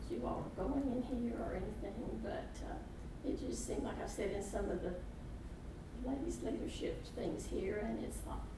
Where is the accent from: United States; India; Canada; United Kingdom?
United States; Mobile, Alabama; I'm from Mobile, Alabama. I that's where I live now.